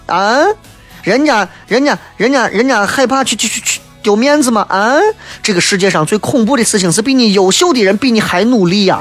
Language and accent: Chinese; Shaanxi, China; 陕西话、陕西方言、西安话， 它都是我们所有三亲儿女的瑰宝